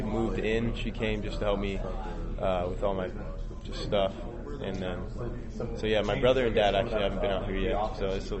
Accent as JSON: {"language": "English", "region": "California", "country": "United States"}